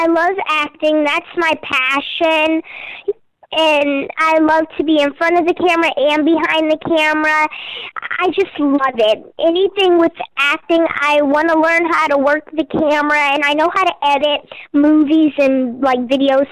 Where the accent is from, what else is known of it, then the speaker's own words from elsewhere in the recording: Houston, Texas, United States; also born or lived in California; I am from Houston, Texas